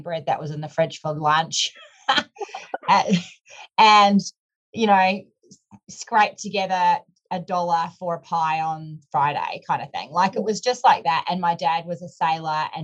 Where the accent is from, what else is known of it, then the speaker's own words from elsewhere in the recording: Whangarei, Northland, New Zealand; now in Gold Coast, Australia; I grew up in a small town called Whangarei, which is north of Auckland near the Bay of Islands.